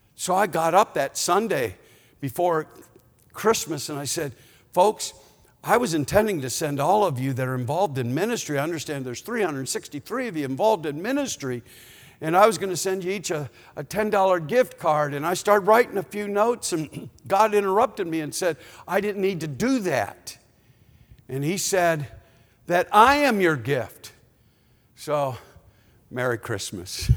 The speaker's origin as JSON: {"language": "English", "town": "Chicago", "region": "Illinois", "country": "United States", "moved": "yes", "said": "we're from Chicago"}